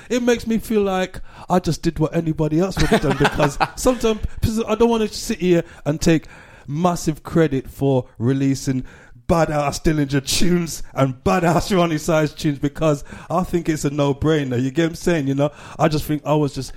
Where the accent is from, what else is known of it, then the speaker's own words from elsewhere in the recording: Gloucester, South West England, United Kingdom; also born or lived in Cheltenham / Brixton / Peckham; now in London, United Kingdom; growing up in Gloucester as a black, we just stuck to our own